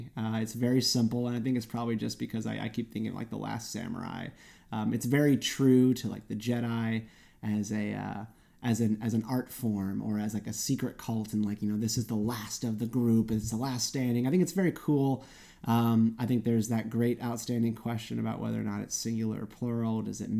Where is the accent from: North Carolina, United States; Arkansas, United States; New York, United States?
North Carolina, United States; Raleigh; My hometown of Raleigh, North Carolina, was just absolutely overwhelmed.